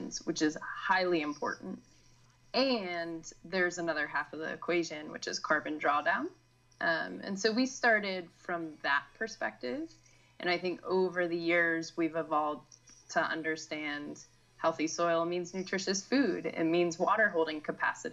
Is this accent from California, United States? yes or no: no; West Virginia, United States; I grew up in West Virginia, really close to Washington, D.C.